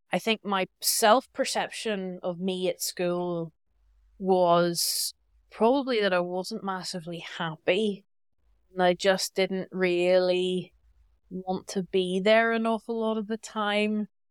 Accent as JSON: {"language": "English", "town": "Belfast", "region": "Northern Ireland", "country": "United Kingdom", "also_born_or_lived": "Basel, Switzerland", "moved": "as an adult", "said": "I'm very proud to be from Northern Ireland. I'm from Belfast"}